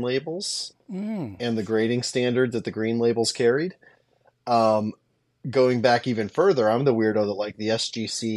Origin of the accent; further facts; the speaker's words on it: Nebraska, United States; I'm from Nebraska originally.